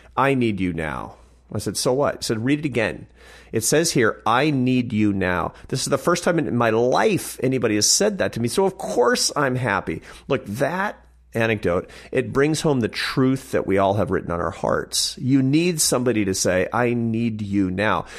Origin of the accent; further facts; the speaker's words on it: Seattle, Washington, United States; growing up in Seattle